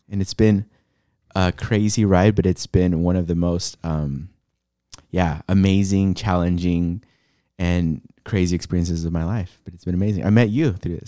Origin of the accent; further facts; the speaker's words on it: San Diego, California, United States; moved away as an adult; also born or lived in Los Angeles; now in Portland, United States; born in L A, raised in San Diego, um, yeah, lived there most of my life